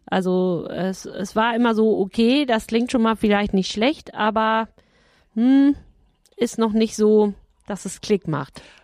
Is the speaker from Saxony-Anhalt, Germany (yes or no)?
no; Ottenstein, North Rhine-Westphalia, Germany; moved away; ist meine Heimat, mein Heimatort